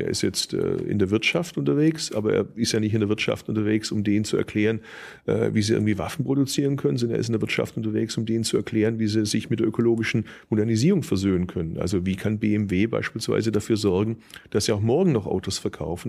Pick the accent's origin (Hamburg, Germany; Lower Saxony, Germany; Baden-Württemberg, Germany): Baden-Württemberg, Germany; Stuttgart; also born or lived in Tübingen; da, wo ich herkomme in Stuttgart